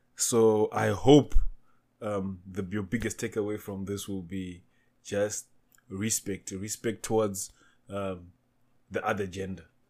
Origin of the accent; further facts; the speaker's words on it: Zimbabwe; also born or lived in Namibia; now in South Africa; I was born in Zimbabwe. I reside in South Africa. Uh, stayed in Namibia before